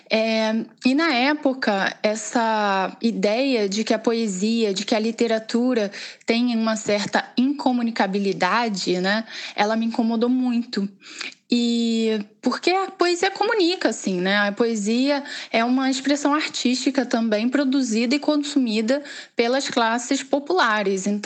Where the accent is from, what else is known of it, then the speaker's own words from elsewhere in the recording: Itaboraí, Rio de Janeiro, Brazil; porque eu não sou da capital, né? Eu sou do interior, digamos assim, né? Eu sou de Itaboraí.